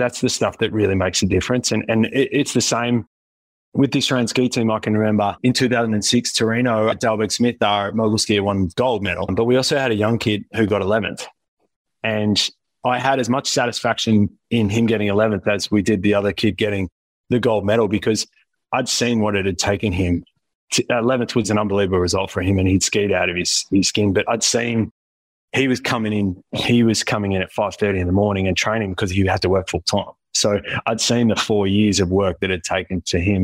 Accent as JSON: {"language": "English", "town": "Wollongong", "region": "New South Wales", "country": "Australia", "moved": "yes", "said": "I'm originally from Wollongong"}